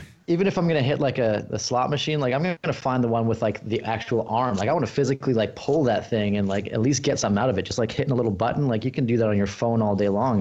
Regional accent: Australia; moved away; I was born in Australia and my family's still down there

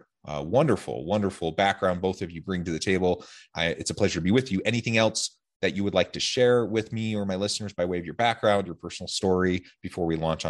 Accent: Salem, Oregon, United States; now in Utah, United States; Of course, I'm from Salem, Oregon, and I love the Portland area.

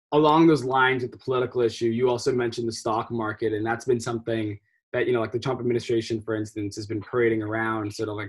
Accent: New Jersey, United States; I'm actually from the New Jersey area

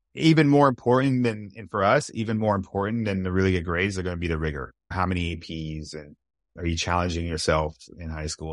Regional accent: California, United States; moved away; I'm originally from California

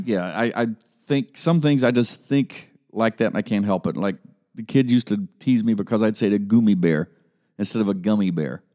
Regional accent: Columbus, Ohio, United States; growing up in Columbus or around Columbus

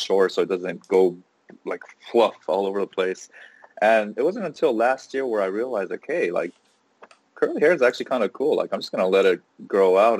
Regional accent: Los Angeles, California, United States; I grew up locally in Los Angeles

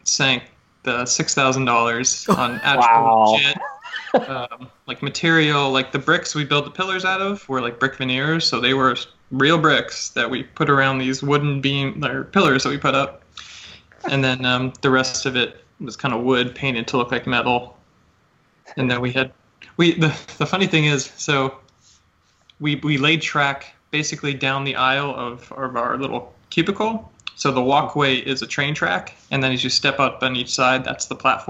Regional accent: California, United States; moved away as an adult; I'm from California

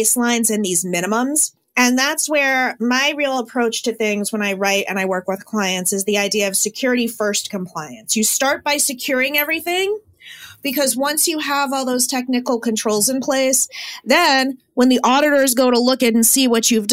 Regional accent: Connecticut, United States; I'm from Connecticut.

